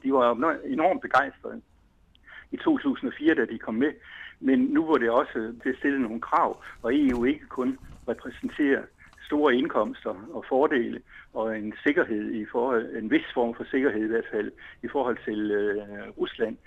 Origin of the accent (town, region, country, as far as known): Denmark